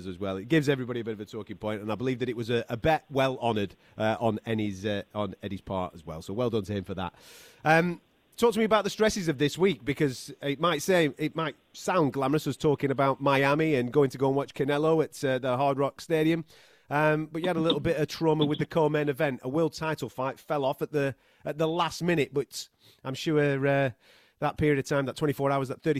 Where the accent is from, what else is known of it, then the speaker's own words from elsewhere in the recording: United Kingdom; as British fight fans